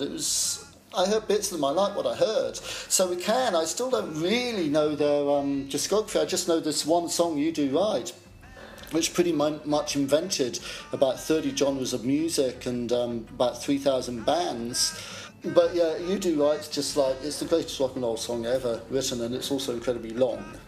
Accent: Chelmsford, East of England, United Kingdom; moved away as an adult; as a kid, I grew up in Chelmsford, Essex.

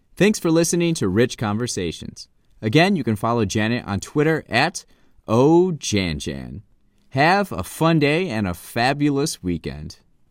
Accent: Wisconsin, United States; I'm from Wisconsin

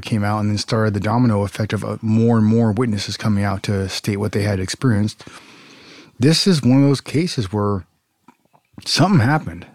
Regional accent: Southern California, United States; I grew up in Southern California

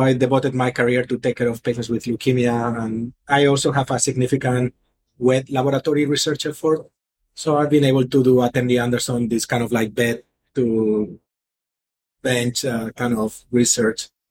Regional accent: Mallorca, Balearic Islands, Spain; moved away as an adult; also born or lived in Philadelphia; now in Houston, United States; I'm originally from Spain, so I was thinking I go back to to Spain, where I from a nice place called Mallorca

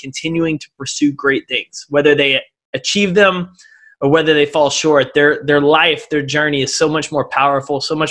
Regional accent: East Texas, United States; I grew up in East Texas.

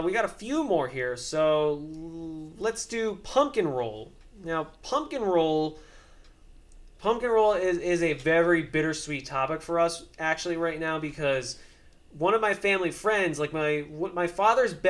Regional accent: New York, United States; accent: New York; I have, like, fairly prominent, like, New York accent

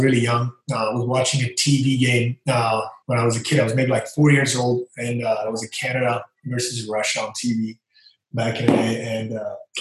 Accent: Banská Bystrica, Banská Bystrica Region, Slovakia; moved away; I'm from Slovakia, from a small town, Banská Bystrica.

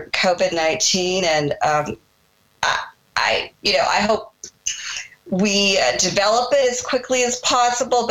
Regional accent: Seattle, Washington, United States; I was born in Seattle. So I'm one of the few natives left here.

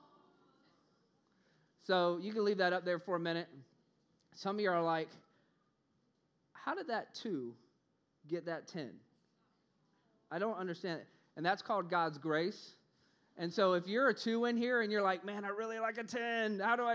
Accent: Orlando, Florida, United States; moved away; also born or lived in Los Angeles, California; I'm from Orlando, Florida

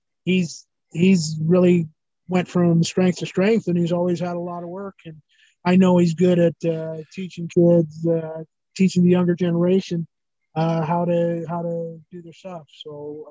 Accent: Nebraska, United States; moved away; also born or lived in Atlanta, Georgia / Omaha, Nebraska; I'm from Nebraska originally. So I moved from Atlanta there

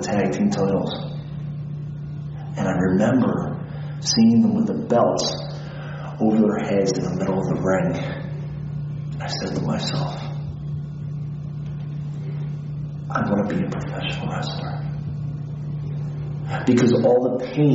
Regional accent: Philadelphia, Pennsylvania, United States; I was born in Philadelphia. I grew up all my life in a small neighborhood called Port Richmond.

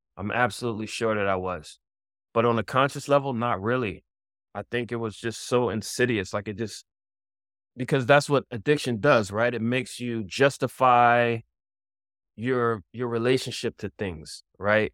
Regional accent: Philadelphia, Pennsylvania, United States; now in New York, United States; I'm originally from Philadelphia, and but I live in New York

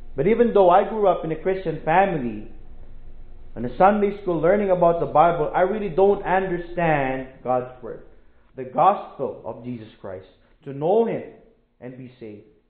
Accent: Philippines; moved away as an adult; I'm a missionary from the Philippines. I am a church planter in the Philippines.

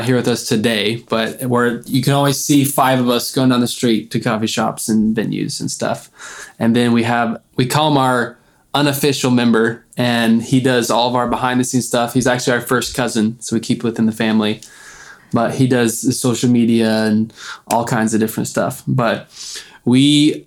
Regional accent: Missouri, United States; we're from Missouri

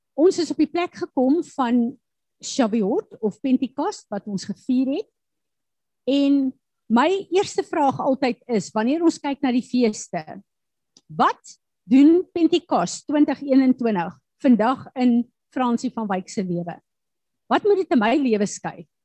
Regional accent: South Africa; as Suid-Afrikaners

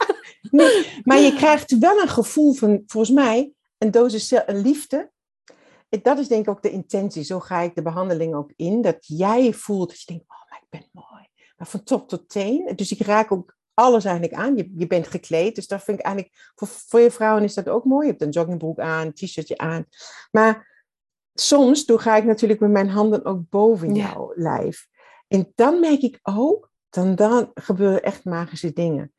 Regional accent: Southern Germany, Germany; Dutch is a second language; moved away as an adult; now in Netherlands; ik ben Duits

